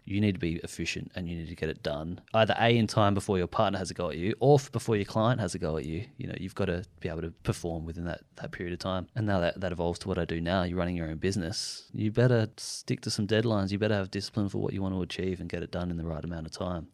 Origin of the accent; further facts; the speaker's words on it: Adelaide, South Australia, Australia; We're from Adelaide